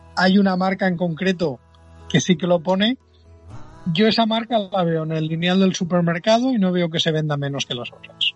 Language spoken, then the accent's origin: Spanish; Dénia, Valencian Community, Spain; yo soy de Denia, está a 100 kilómetros